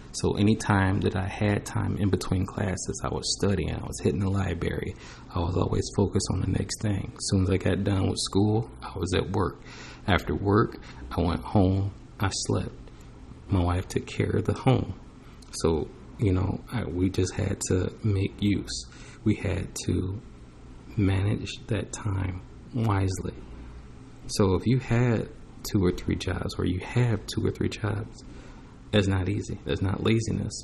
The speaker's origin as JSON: {"language": "English", "country": "United States", "tie": "born or raised there", "said": "I was born in America"}